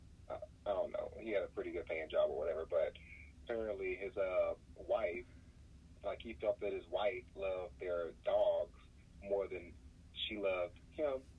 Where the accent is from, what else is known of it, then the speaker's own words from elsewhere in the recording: Texas, United States; I'm from Texas